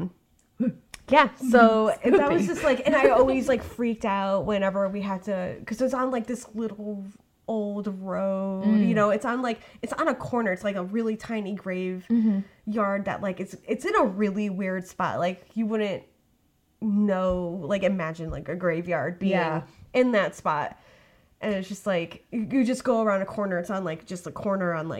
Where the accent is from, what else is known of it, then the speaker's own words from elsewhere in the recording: Monroe, Connecticut, United States; moved away; I grew up in Monroe, Connecticut